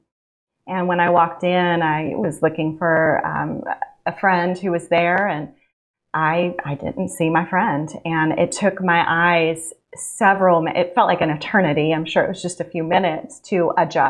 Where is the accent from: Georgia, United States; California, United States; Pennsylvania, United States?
California, United States; Central Valley; moved away as an adult; now in Alabama, United States; Originally from California, I grew up in the Central Valley, a really small town